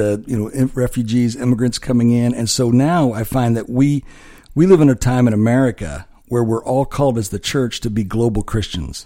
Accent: Illinois, United States; moved away as an adult; also born or lived in Dallas / Curaçao; I grew up on a farm in Illinois, so I, yeah, as a farm boy from Illinois

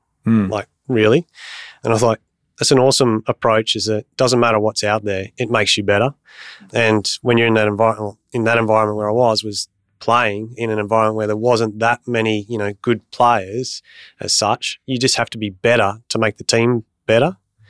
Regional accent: Bundaberg, Queensland, Australia; also born or lived in Bunbury; I grew up in Bundaberg, born in Bunbury.

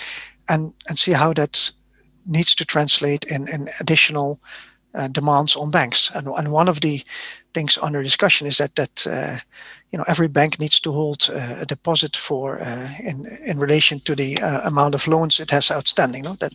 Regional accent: Netherlands; I'm from the Netherlands

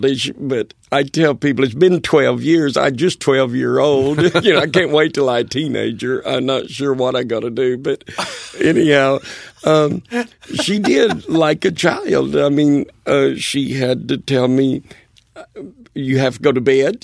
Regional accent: Bristol, Tennessee, United States; I was brought up in Bristol, Tennessee, over in East Tennessee

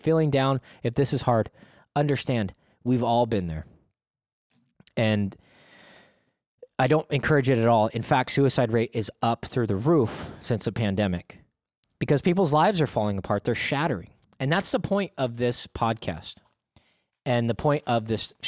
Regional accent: Oregon, United States

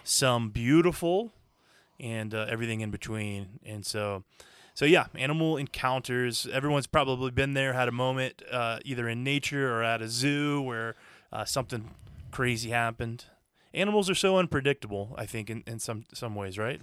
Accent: Florida, United States; we grew up in Florida

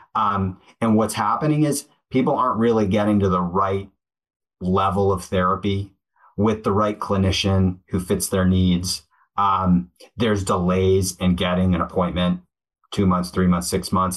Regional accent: Connecticut, United States; I grew up in Cadet. My dad was uh, a tennis coach and worked in athletics at University of Hartford

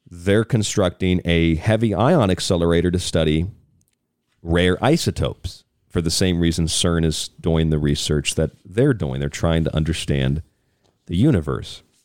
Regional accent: Tampa, Florida, United States; I'm from Tampa, Florida

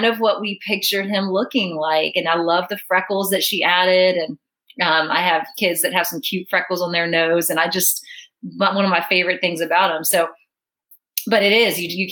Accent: Virginia, United States; now in Dallas, United States; I grew up in Virginia too

